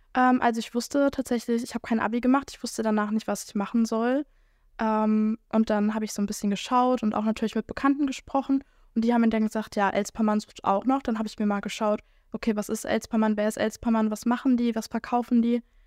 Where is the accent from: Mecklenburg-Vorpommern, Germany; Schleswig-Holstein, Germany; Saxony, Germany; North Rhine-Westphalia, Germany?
North Rhine-Westphalia, Germany; Schwelm; ich komme tatsächlich aus Schwelm